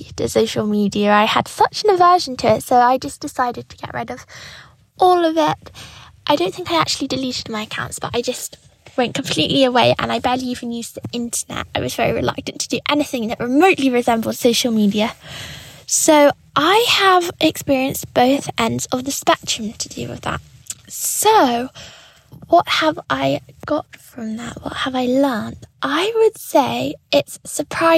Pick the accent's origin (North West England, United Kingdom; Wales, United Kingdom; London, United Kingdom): London, United Kingdom; I'm 17 years old and I'm from London.